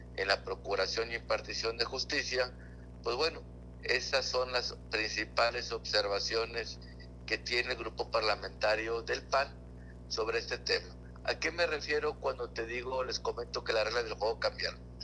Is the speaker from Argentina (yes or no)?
no; Mexico; como mexicanos tenemos